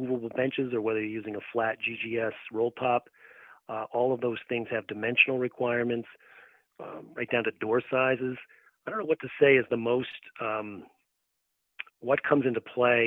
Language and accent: English; Massachusetts, United States; my home state